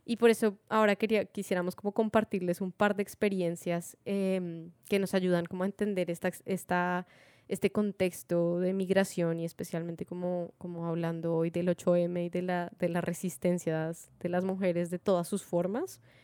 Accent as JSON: {"language": "Spanish", "country": "Colombia", "moved": "as an adult", "lives_now": "Spain", "said": "somos mujeres latinas, colombianas"}